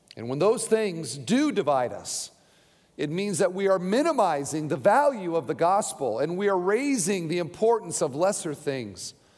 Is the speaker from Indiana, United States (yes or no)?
yes; Hoosier, Indiana, United States; I am a Christian before I'm a Hoosier